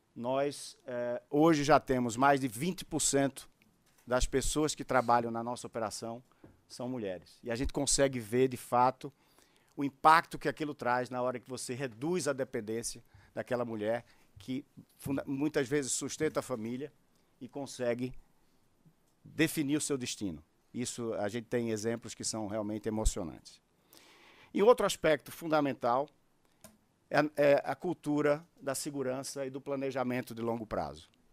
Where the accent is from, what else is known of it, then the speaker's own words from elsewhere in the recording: Brazil; nós que somos brasileiros